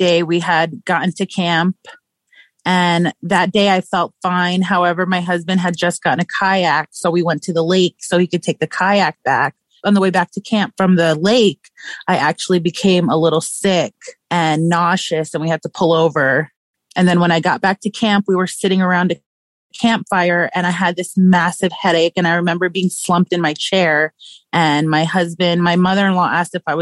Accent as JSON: {"language": "English", "region": "New York", "country": "United States", "moved": "yes", "said": "because my family lives in New York. I'm originally from New York."}